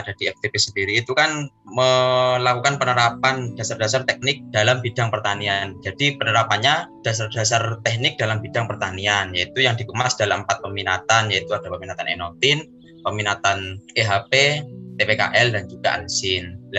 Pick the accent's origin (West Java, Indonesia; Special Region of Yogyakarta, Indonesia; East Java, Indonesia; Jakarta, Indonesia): East Java, Indonesia; Situbondo; Asal saya dari Situ Bondo, dan saya merupakan angkatan mahasiswa tahun 2018.